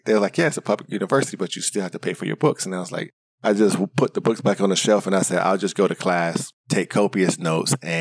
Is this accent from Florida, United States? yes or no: yes; Miami, Florida, United States; moved away as an adult; also born or lived in Tallahassee, Florida; I grew up in Miami, Florida. I was born and raised there until I graduated high school, then moved to Tallahassee